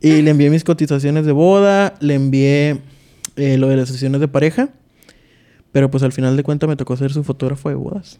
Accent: Tijuana, Baja California, Mexico; soy de Tijuana, Baja California.

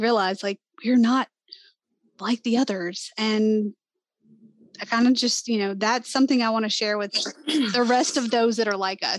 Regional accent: Southern United States, United States; Like, we're from the South. We sound like we're from the South.

